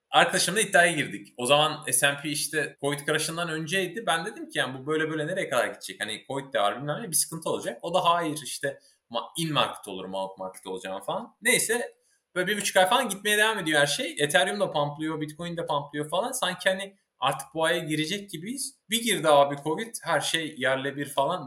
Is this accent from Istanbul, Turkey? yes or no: no; Ankara, Turkey; moved away as an adult; also born or lived in İzmir / San Diego, United States; İzmir doğumluyum. Ankara'da geçti gençliğim çoğunluğu diyeyim yani sanıyorum 8 yaşından işte Bilkent mezuniyetine kadar